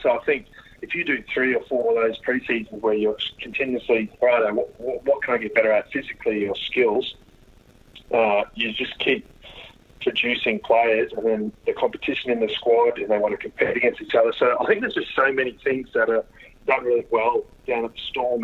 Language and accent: English; Queensland, Australia; also born or lived in Sydney / Townsville / Gladstone / Brisbane; I got up to Townsville uh, before I turned one. Uh, at seven years there, uh, four years in Central Queensland in, in Gladstone there, and then got to Villanova in grade nine